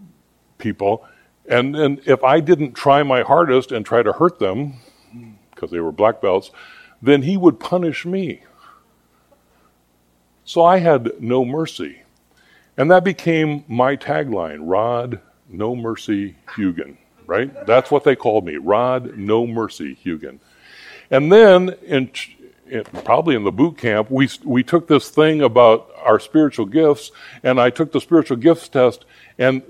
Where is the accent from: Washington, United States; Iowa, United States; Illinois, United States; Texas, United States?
Iowa, United States; Pella; I grew up in Pella, Iowa, a little Dutch community